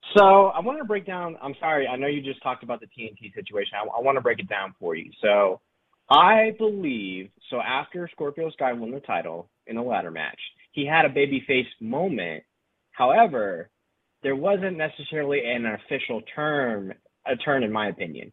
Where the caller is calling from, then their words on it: Round Rock, Texas, United States; calling from Round Rock, Texas